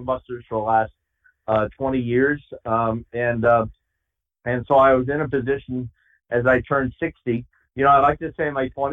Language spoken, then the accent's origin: English; New England, United States; I grew up in New England